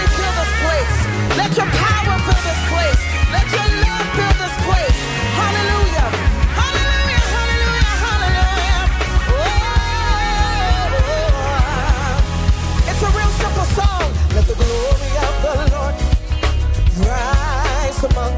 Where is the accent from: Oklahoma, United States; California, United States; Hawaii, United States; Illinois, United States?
Illinois, United States; Chicago; moved away; My dear cousin that I grew up with back in Chicago